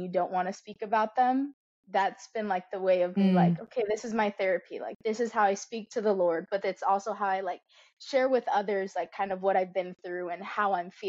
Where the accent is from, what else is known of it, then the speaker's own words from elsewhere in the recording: Florida, United States; moved away as an adult; now in Texas, United States; I was a Florida girly. I grew up in Florida, and then a month ago, I moved my life over to Texas